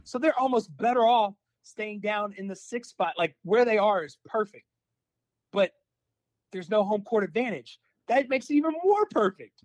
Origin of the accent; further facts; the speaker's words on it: Alabama, United States; moved away; also born or lived in Mississippi; when I was growing up in Alabama and went to school in Mississippi and came back to work in Alabama